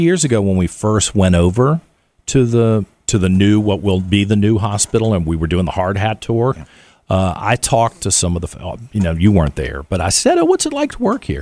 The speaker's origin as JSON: {"language": "English", "town": "Richmond", "region": "Virginia", "country": "United States", "tie": "born or raised there", "said": "It's my hometown"}